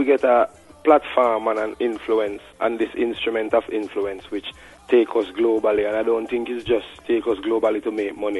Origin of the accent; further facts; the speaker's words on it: Jamaica; We were brought up as warriors in Jamaica. Tough. You understand? We come from the Stone Street culture, where we don't learn to back down.